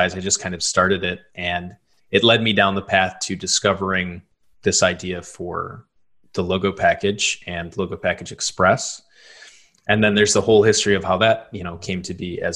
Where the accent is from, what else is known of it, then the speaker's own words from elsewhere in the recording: Michigan, United States; moved away as an adult; also born or lived in Chicago; I grew up in Michigan